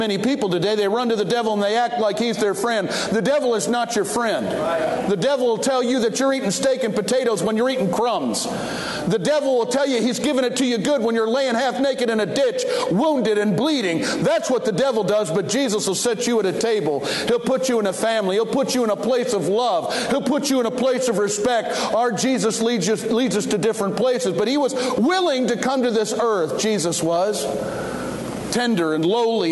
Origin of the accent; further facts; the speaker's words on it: Detroit, Michigan, United States; I was raised in Detroit, East Detroit